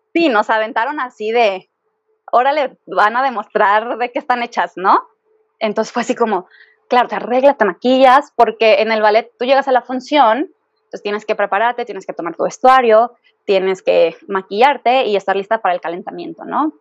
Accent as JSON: {"language": "Spanish", "town": "Guadalajara", "region": "Jalisco", "country": "Mexico", "tie": "born or raised there", "moved": "as an adult", "lives_now": "Mexico City, Mexico", "said": "yo soy de Guadalajara."}